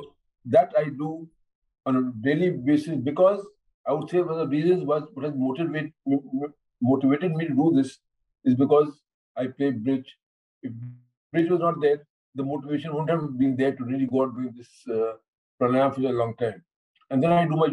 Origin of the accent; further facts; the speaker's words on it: India; what we maintain as Indians